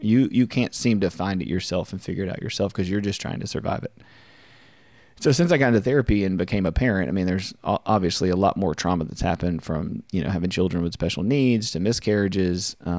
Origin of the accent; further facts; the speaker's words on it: Louisiana, United States; I'm from Central Louisiana. My parents divorced when I was about 8. My dad worked away a lot.